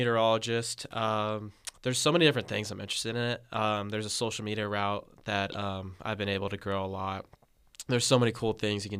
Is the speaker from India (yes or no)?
no; San Carlos, California, United States; I am a freshman from San Carlos, California, studying atmospheric science at UC Davis.